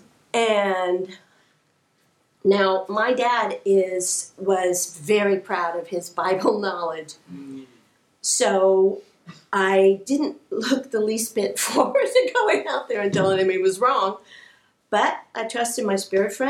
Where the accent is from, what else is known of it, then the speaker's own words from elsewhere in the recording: Kansas City, Missouri, United States; I grew up in Kansas City, Missouri